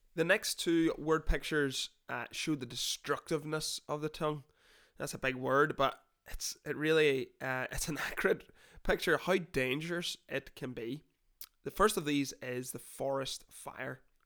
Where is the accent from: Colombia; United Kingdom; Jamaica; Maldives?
United Kingdom; Northern Ireland; I'm not from Newcastle, sorry, quick note, from Northern Ireland.